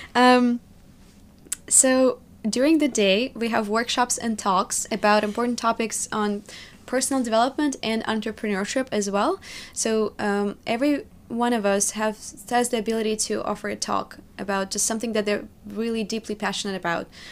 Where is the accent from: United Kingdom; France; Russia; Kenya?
Russia; Magnitogorsk, Chelyabinsk Oblast; English is a second language; moved away as an adult; also born or lived in New York; now in United States; built a life from scratch in Magnitogorsk, in my hometown where I was born.